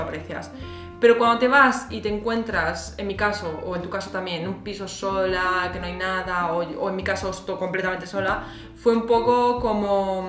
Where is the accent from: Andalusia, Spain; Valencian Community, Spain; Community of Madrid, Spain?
Community of Madrid, Spain; Madrid; moved away as an adult; now in Berlin, Germany; yo vengo de Madrid, de España